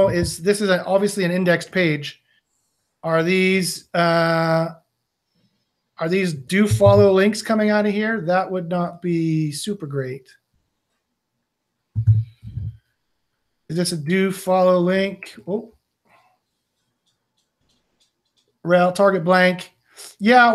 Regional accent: Canada; I'm from Canada

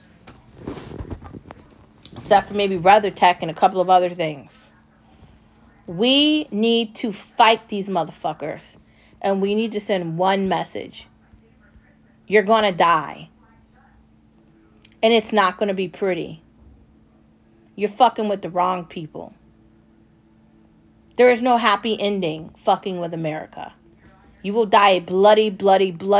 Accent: United States; I am an American, skin in, skin out

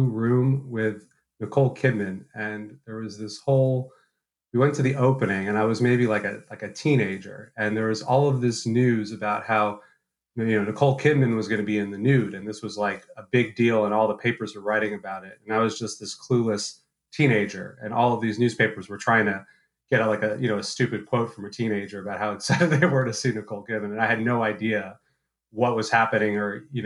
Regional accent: New York City, New York, United States; I'm actually born and raised in New York City, but I'm actually a fifth generation New Yorker

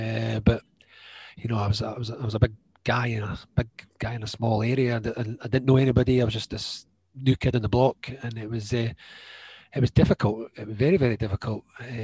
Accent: Edinburgh, Scotland, United Kingdom; I'm from Edinburgh.

